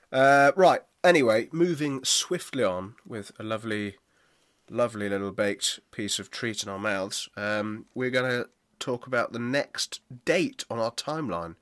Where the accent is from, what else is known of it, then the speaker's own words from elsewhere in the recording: United Kingdom; us being here in the U K and being both British citizens